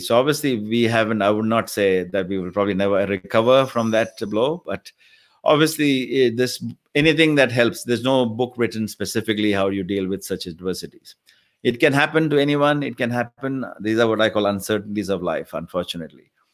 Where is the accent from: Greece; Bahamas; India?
India; moved away as an adult; now in Australia; I came from India about thirty years ago